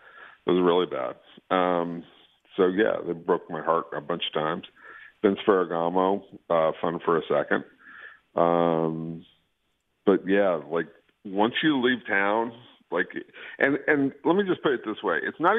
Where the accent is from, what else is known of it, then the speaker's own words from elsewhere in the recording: Los Angeles, California, United States; I grew up in Los Angeles, North Hollywood, specifically Studio City, that area.